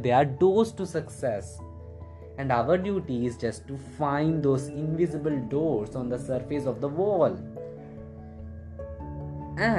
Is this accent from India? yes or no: yes; India; I'm from India